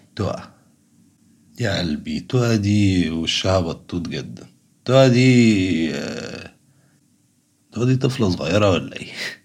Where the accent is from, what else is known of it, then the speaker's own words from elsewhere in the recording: Egypt; كمصريين وكعرب